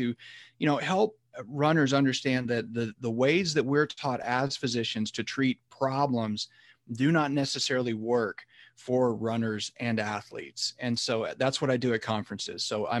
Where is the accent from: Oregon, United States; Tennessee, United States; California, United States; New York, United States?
Tennessee, United States; Chattanooga; also born or lived in Texas; now in San Francisco, United States; originally I'm from Tennessee, Chattanooga, Tennessee specifically, then went to college in Texas and then came to San Francisco for medical school. I'm still here now.